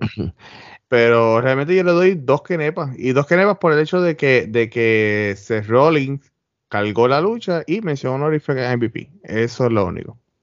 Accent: Puerto Rico; somos los boricuas

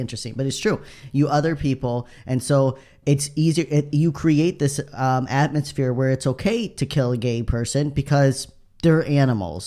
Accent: United States

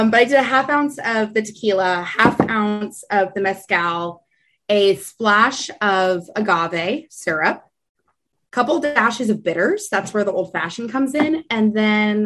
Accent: San Antonio, Texas, United States; I grew up in San Antonio

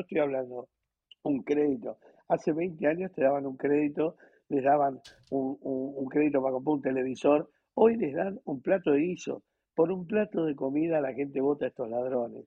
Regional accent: Argentina; los argentinos viajamos por el mundo

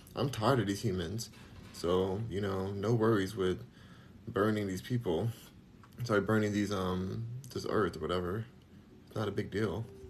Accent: Los Angeles, California, United States; where are you from? Los Angeles

